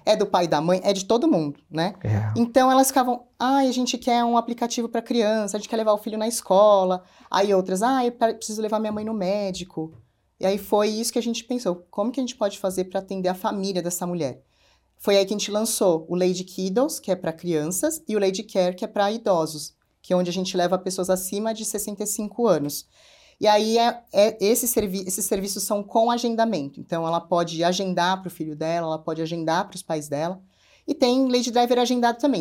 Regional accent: São Paulo, Brazil; eu sou uma mulher que vim da periferia de São Paulo, sou da Zona Norte

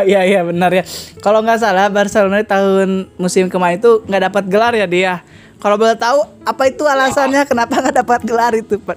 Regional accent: Tangerang, Banten, Indonesia; karena saya orang Tangerang

